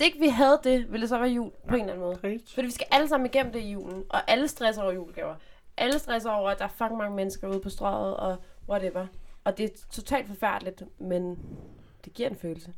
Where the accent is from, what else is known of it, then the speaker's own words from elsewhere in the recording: Zealand, Denmark; Ja, jeg er fra Sjælland